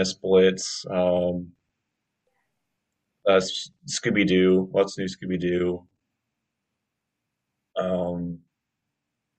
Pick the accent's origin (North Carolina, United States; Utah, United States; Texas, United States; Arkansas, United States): North Carolina, United States; Greensboro; I grew up mostly outside of Greensboro and like kind of a little more like the farm territory